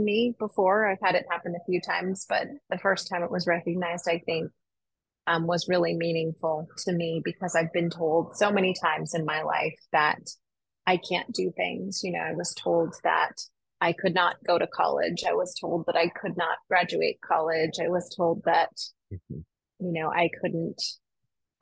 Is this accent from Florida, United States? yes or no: no; Los Angeles, California, United States; now in Orange County, United States; I grew up in Southern California. I'm born and raised. I was born in Los Angeles and spent the first half of my life there and then moved to Orange County where I live